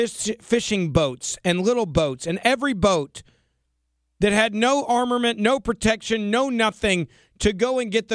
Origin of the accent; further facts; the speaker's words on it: Tennessee, United States; in my home state of Tennessee